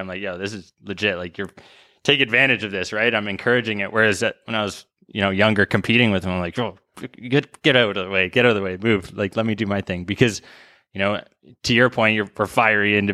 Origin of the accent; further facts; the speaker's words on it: White Rock, British Columbia, Canada; now in Toronto, Canada; my hometown, White Rock, South Surrey.